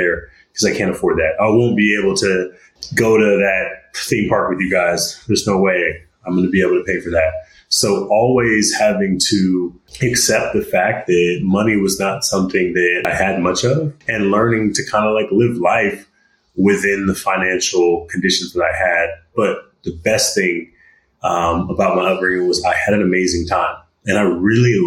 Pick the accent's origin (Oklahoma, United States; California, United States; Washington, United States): California, United States; Stockton; I grew up in Stockton, California